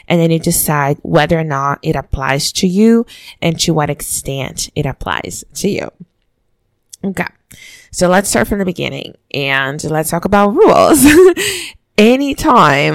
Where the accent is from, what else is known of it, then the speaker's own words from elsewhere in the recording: Brazil; moved away; the way I was raised back home in Brazil